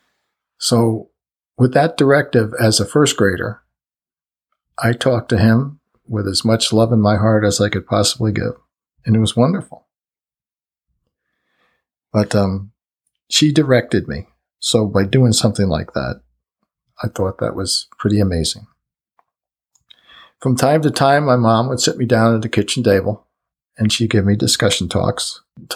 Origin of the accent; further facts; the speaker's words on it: New Jersey, United States; also born or lived in Brooklyn, New York; I was born in Brooklyn in 1944. I was raised in New Jersey